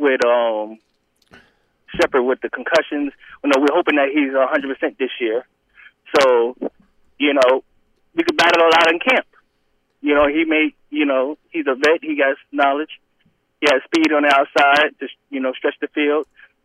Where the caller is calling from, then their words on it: Atlanta, Georgia, United States; in Atlanta.